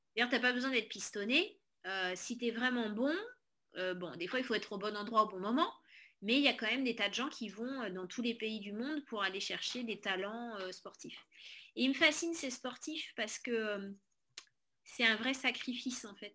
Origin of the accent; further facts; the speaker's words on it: Corrèze, Nouvelle-Aquitaine, France; on est originaire de Corrèze